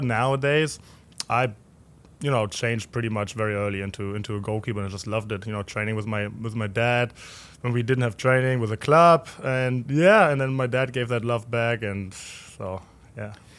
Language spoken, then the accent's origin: English; Berlin, Germany; moved away as an adult; also born or lived in Cincinnati, United States / Louisville, United States; now in St. Louis, United States; I grew up in Berlin, not really in the heart of Berlin, but West Berlin